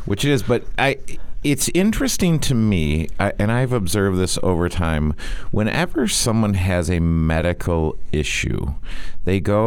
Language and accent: English; Big Rapids, Michigan, United States; I grew up in Big Rapids, Michigan, which is a small town